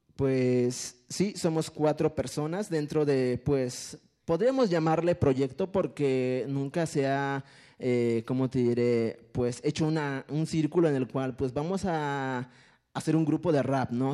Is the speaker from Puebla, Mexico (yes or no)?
yes; a village near Pantepec, Puebla, Mexico; first language Totonac; Spanish is a second language; moved away; en Pantepec, Puebla, eh, igual también en Mecapalapa, Puebla, que es pues cercano a mi pueblo